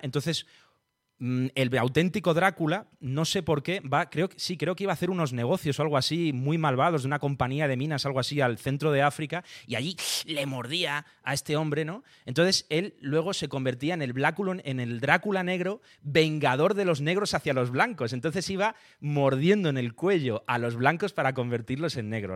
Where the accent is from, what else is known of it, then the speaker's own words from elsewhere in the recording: Talavera de la Reina, Castilla-La Mancha, Spain; Yo soy de Talavera de la Reina, en Toledo